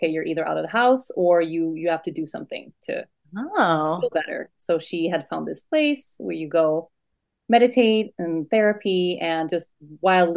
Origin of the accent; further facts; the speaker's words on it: Sweden; moved away as an adult; So I was born and raised in Sweden and lived my whole young adult life in Sweden